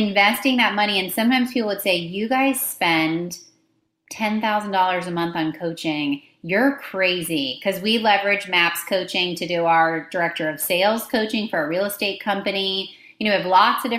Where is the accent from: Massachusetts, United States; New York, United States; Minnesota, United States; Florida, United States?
Florida, United States; Tampa; I grew up in the Tampa Bay area